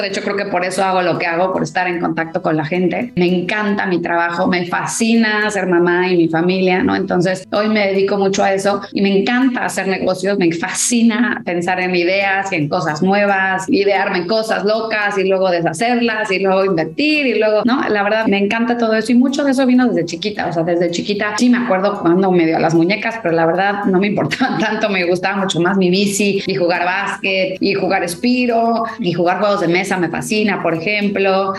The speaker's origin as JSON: {"language": "Spanish", "country": "Mexico", "moved": "yes", "lives_now": "United States", "said": "yo siento que sí soy mexicana, pero me siento más ciudadana del mundo"}